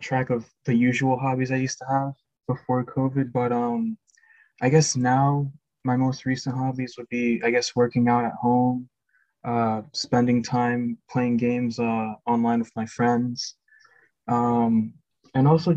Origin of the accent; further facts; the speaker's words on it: Florida, United States; I am from Florida